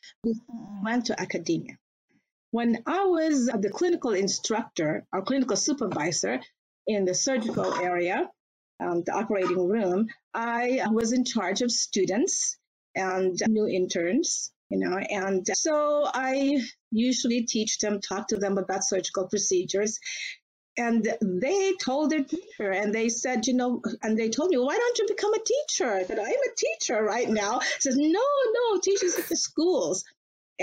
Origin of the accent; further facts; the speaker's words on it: Batangas City, Calabarzon, Philippines; moved away as an adult; also born or lived in Manila, Philippines; now in United States; I was born and raised in Batangas City, Philippines. I am a Batanganian